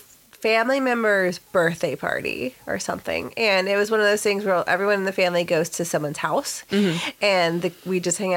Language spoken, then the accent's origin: English; Texas, United States; now in California, United States; the sticks of Texas, when, mm-hmm. you know, back in my home state